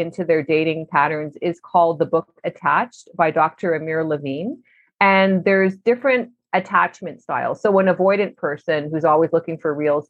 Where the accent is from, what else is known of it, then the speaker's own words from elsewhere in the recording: Canada; also born or lived in Vancouver; we're all Canadian